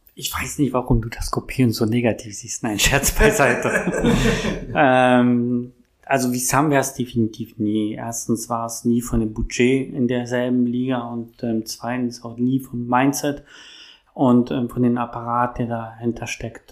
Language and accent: German; Berlin, Germany; ich bin Berliner, ich bin hier groß geworden